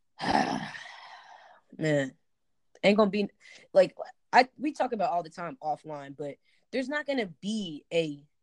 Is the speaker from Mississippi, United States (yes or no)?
yes; Jackson, Mississippi, United States; also born or lived in Kentucky / Clinton, Mississippi; where I'm from in Mississippi, Jackson, Mississippi, right? So when we first moved to Mississippi, I moved from Kentucky.